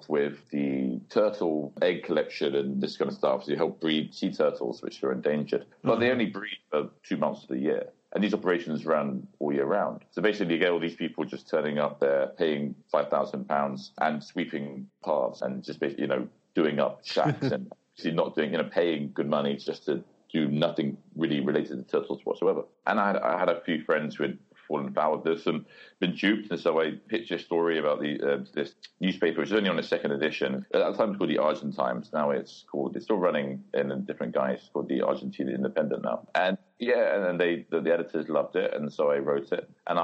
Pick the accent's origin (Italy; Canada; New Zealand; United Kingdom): United Kingdom; London; moved away as an adult; also born or lived in Glasgow; now in Shanghai, China; Born in London. So grew up in West London in Ealing